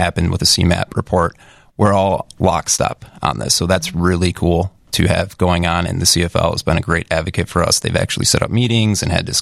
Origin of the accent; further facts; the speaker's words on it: Chicago, Illinois, United States; I'm a Chicago native